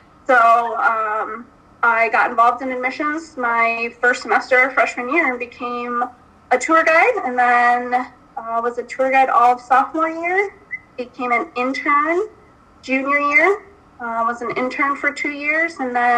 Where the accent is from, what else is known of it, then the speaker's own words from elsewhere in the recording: Binghamton, New York, United States; I'm from Binghamton, so Binghamton was in our backyard.